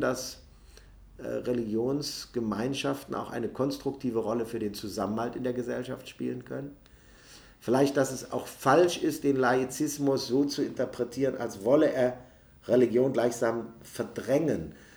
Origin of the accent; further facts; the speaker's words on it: Neuss, North Rhine-Westphalia, Germany; In meiner Heimatstadt Neuss gibt es eine super lebendig griechisch-orthodoxe äh, Kirchengemeinde